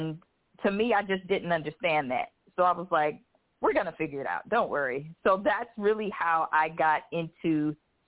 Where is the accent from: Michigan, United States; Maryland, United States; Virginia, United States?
Michigan, United States; also born or lived in South Carolina; now in Arizona, United States; I'm actually originally from Michigan, but when I started in the beauty industry, I was living in South Carolina. I relocated from South Carolina to Arizona in 2012